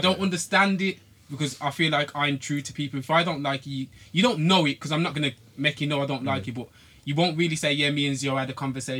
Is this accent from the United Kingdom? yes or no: yes; Wolverhampton, West Midlands, United Kingdom; moved away; Even though I'm part of Wolves and I say I'm from Wolves, I don't live in Wolves. I haven't lived in Wolves for a while.